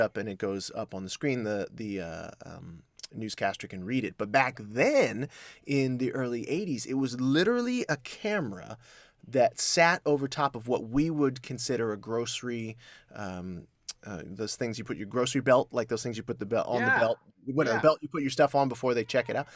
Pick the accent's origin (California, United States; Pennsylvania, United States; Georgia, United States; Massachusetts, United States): Georgia, United States; Columbus; also born or lived in Atlanta, Georgia; I was born in Georgia, Columbus, Georgia